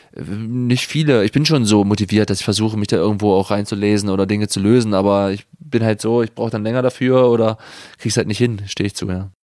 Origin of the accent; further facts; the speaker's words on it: Germany; now in Freiburg, Germany; ich bin ja auch noch in der DDR geboren